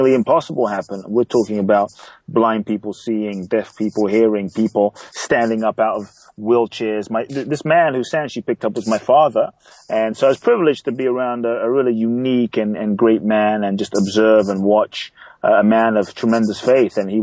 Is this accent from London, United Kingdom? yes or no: yes; London, United Kingdom; moved away as an adult; also born or lived in Ghana; now in United States; I was born in Ghana, West Africa. My father's from Ghana. My mother's Japanese. I grew up in London. I live in the U.S. for over 18 years now.